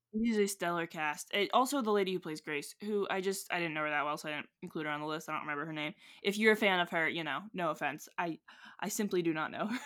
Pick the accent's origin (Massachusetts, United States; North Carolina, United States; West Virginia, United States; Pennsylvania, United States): West Virginia, United States; we're from West Virginia. West Virginians